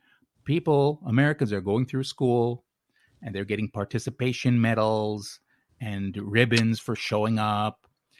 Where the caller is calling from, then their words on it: Tokyo, Japan; I'm calling from Tokyo.